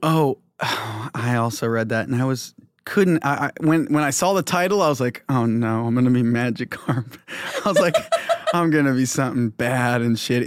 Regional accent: Midwest, United States; moved away as an adult; now in California, United States; growing up in the Midwest

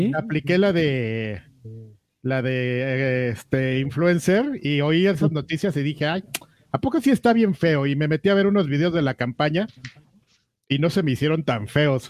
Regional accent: Mexico; como lo que somos, amigo, como mexicanos

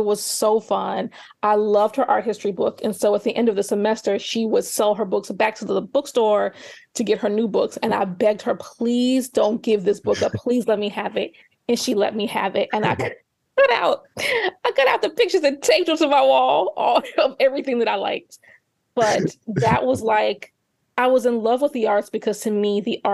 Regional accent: Gary, Indiana, United States; I'm from Gary, Indiana, which is about 30 minutes outside of Chicago

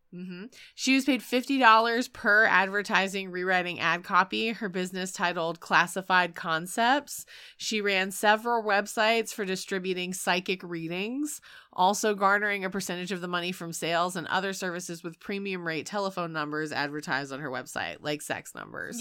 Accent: North Carolina, United States; I'm from North Carolina

